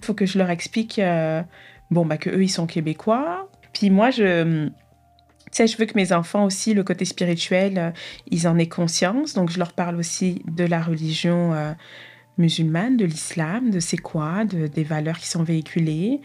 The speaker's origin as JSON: {"language": "French", "town": "Argenteuil", "region": "Île-de-France", "country": "France", "tie": "born or raised there", "moved": "yes", "said": "Je suis née à Paris euh, à Argenteuil plus précisément, c'est la, banlieue parisienne"}